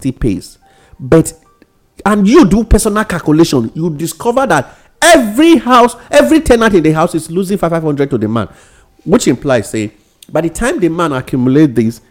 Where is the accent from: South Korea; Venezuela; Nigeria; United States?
Nigeria; being a Nigerian